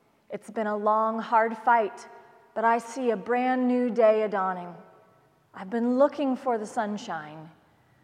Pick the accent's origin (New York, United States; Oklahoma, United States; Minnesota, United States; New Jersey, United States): Oklahoma, United States; Like many Oklahomans, I was raised on the Baptist hymnal and country music